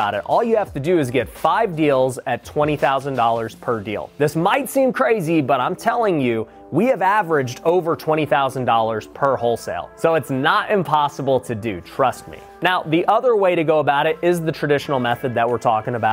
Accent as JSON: {"language": "English", "town": "Las Vegas", "region": "Nevada", "country": "United States", "tie": "born or raised there", "said": "Las Vegas, my hometown."}